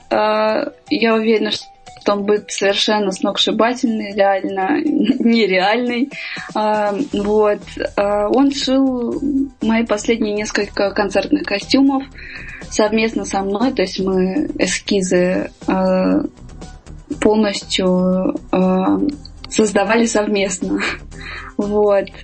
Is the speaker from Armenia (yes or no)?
yes; Armenia; Я армянка, это очень традиционная национальность которая э, приняла христианство самое первое в мире как э, полное государство, затем были Греция и Израиль.